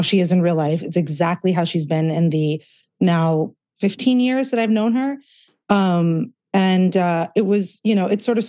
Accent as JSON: {"language": "English", "region": "Southern California", "country": "United States", "tie": "born or raised there", "also_born_or_lived": "India", "said": "I was born in Southern California and pretty much raised here"}